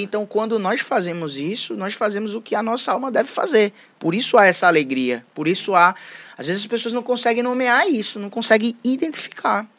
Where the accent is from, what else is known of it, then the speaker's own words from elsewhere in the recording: Recife, Pernambuco, Brazil; also born or lived in Fortaleza, Ceará; Então, minha mãe, ela veio para Recife, é, transferida do trabalho, né? Com meu irmão e eu, e toda a minha família é de Fortaleza. Então, eu cresci em Recife